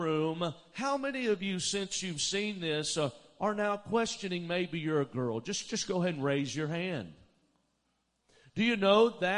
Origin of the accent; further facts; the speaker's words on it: Alabama, United States; moved away as an adult; also born or lived in Dallas, Texas; I grew up in Alabama, but I lived in Dallas for 15 years